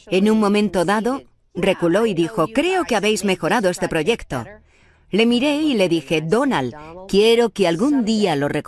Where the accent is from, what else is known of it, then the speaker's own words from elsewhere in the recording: New York City, New York, United States; neoyorquina, de los pies a la cabeza, nacida y criada